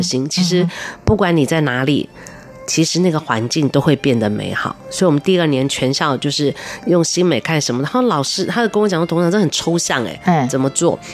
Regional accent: Taiwan; 我们台湾人

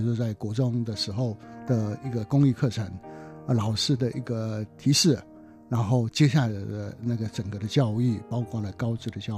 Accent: Taitung County, Taiwan; 因为我故乡在台东嘛，那台东就是有一个天主教的学校，是非常木工非常有名的学校哦。

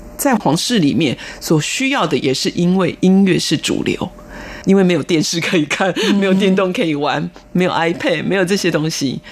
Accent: Taiwan; 我们台湾人

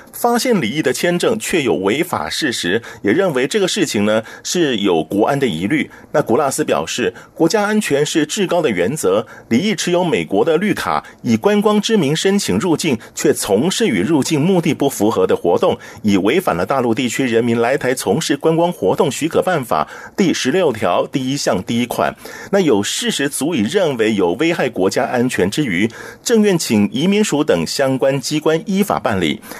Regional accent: Taiwan; 我实在台湾这么久了

